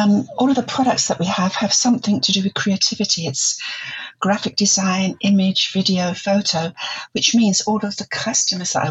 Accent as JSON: {"language": "English", "region": "London", "country": "United Kingdom", "also_born_or_lived": "Germany / Netherlands", "moved": "as an adult", "said": "I'm originally from the East End of London"}